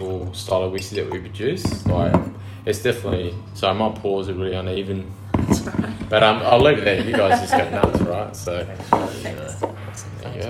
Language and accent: English; Narrogin, Western Australia, Australia; I grew up in West Australia. I grew up in the wheatbelt town of Narrogin.